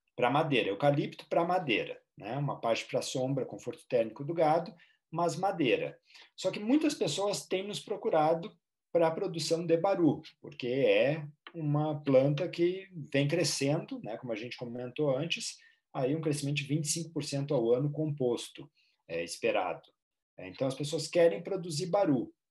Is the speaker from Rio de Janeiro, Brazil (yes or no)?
no; Rio Grande do Sul, Brazil; no Rio Grande do Sul, de onde eu sou